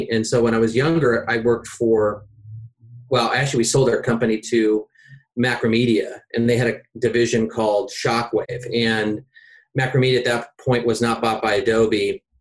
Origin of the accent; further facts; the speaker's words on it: Seattle, Washington, United States; I'm from Seattle.